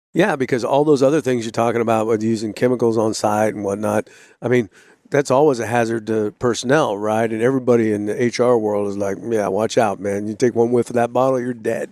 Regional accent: California, United States; moved away; originally I'm from California, I was born in California

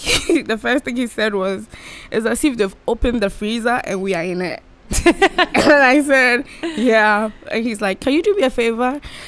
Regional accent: Ghana; moved away as an adult; now in Bowling Green, United States; From Ghana.

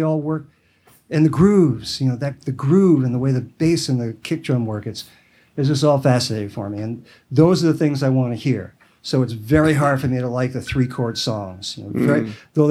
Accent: New York City, New York, United States; I grew up in Washington Heights

